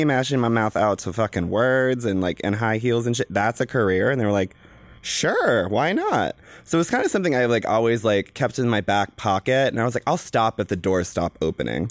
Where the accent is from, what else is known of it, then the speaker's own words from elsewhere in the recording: the South, United States; I am from the South.